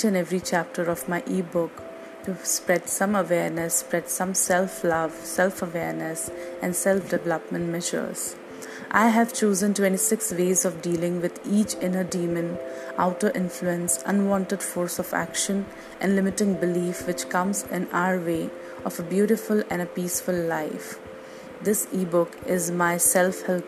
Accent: India; from India

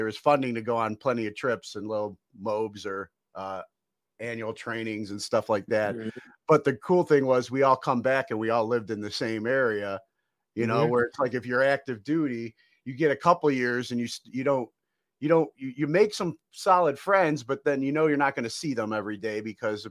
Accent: Cleveland, Ohio, United States; me growing up in Cleveland

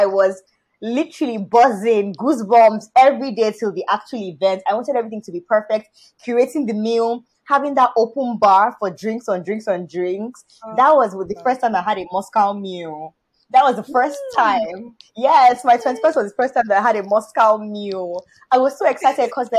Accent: Nigeria; I'm Nigerian.

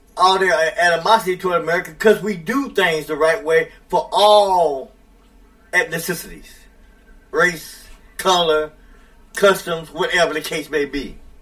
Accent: United States; I don't have a problem being an American in this country

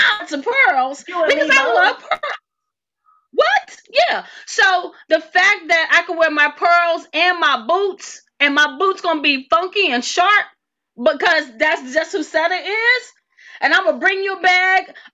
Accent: Philadelphia, Pennsylvania, United States; moved away as an adult; also born or lived in Tallahassee, Florida (FAMU); I'm the chick from Philly

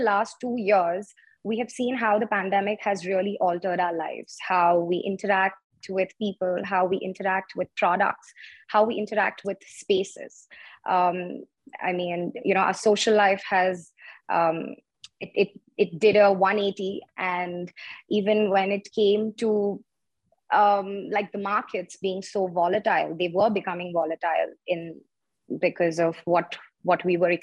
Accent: Chennai, Tamil Nadu, India; moved away as an adult; also born or lived in Delhi / Mumbai; I'm actually from Chennai. I was born and raised there.

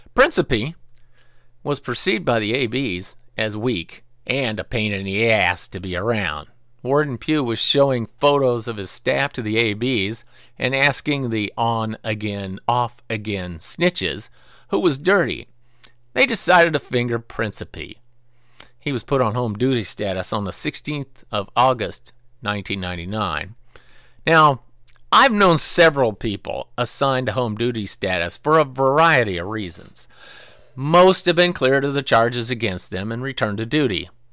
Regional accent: Pacific Northwest, United States; moved away; also born or lived in Marion, Illinois; I was raised in a small town in the, near the woods in the Pacific Northwest

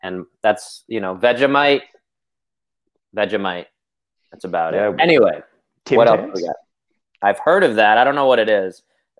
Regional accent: United States; As an American

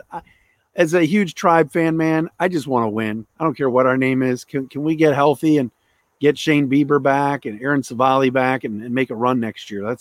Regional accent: Cleveland, Ohio, United States; moved away as an adult; also born or lived in Syracuse / Detroit; I, am a Cleveland native, uh, born and raised in Ohio.

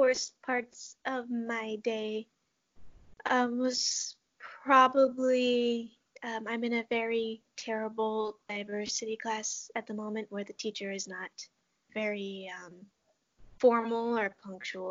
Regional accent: Muckleshoot Reservation, Washington, United States; moved away as an adult; now in Iowa, United States; I grew up on the Muckleshoot Reservation in Washington State

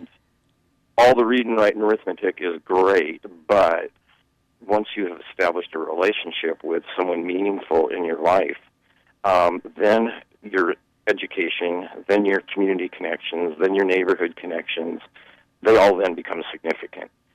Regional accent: Seattle, Washington, United States; I grew up in Seattle

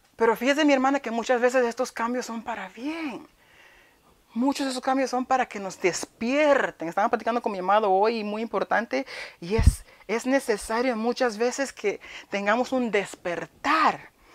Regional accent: New York, United States; also born or lived in Honduras; Pero yo crecí en Nueva York, pero viví un tiempito en Honduras

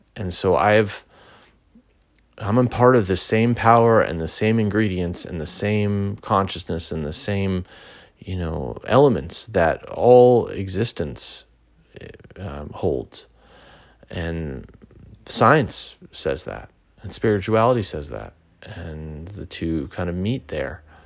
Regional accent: Pasadena, California, United States; also born or lived in Sacramento; I moved from Sacramento back to my original hometown in Pasadena

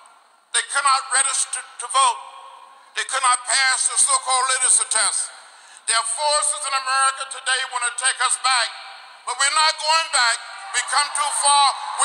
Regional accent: Alabama, United States; moved away as an adult; now in Georgia, United States; Growing up in Alabama, now living in Georgia since I was 23 years old

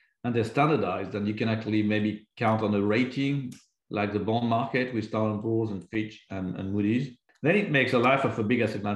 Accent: France; I was born in France

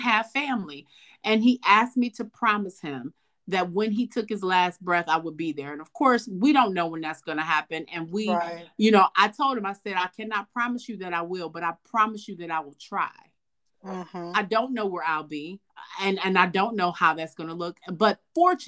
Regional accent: Detroit, Michigan, United States; I was from Detroit

